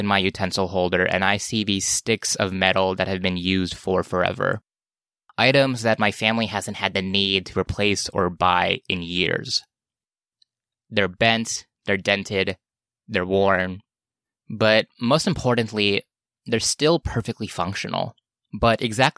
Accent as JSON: {"language": "English", "town": "Los Angeles", "region": "California", "country": "United States", "said": "I'm from Los Angeles"}